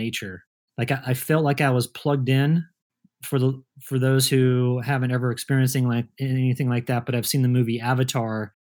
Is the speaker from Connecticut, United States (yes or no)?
no; Kansas, United States; moved away as an adult; also born or lived in Colorado; two friends of mine that I grew up with in Kansas